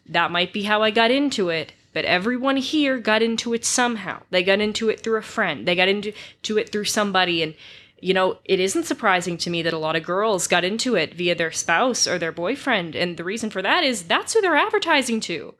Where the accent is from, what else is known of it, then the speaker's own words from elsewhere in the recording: Massachusetts, United States; I am from Massachusetts